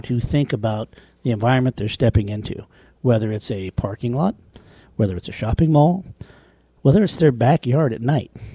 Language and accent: English; small town Wyoming, United States; my hometown